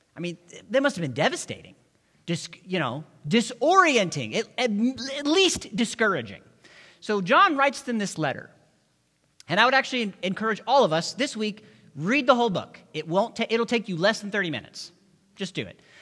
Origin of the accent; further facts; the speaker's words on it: the South, United States; I grew up in the South, and where I'm from, we used to say, We're all God's children